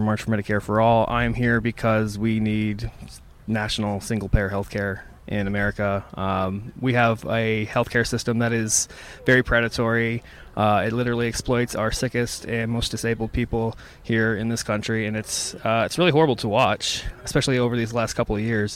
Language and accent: English; New York City, New York, United States; I'm from New York City